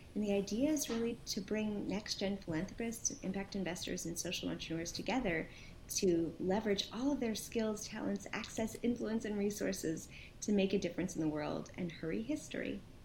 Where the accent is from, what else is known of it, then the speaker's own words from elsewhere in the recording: Princeton, New Jersey, United States; also born or lived in Brooklyn, New York; we moved to Princeton, New Jersey, and I lived there uh, for a bunch of years